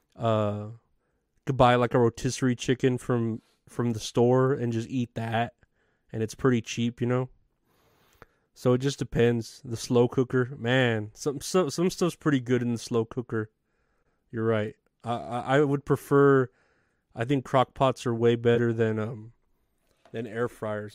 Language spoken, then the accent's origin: English; San Antonio, Texas, United States; I am based out of Texas. I am from San Antonio